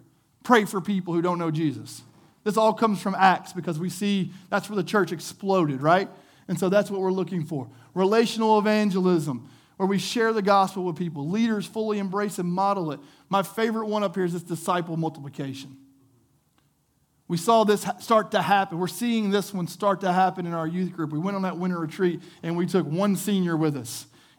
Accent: the South, United States; We grew up in the South. You're in the Bible Belt.

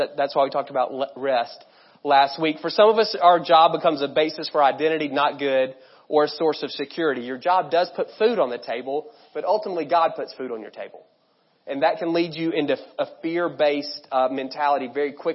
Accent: United States; us to fall into as Americans, and really as American Christians

